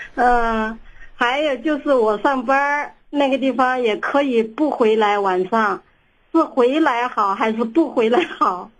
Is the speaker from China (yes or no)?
yes; Sichuan, China; now in Xi'an, China; 我是四川人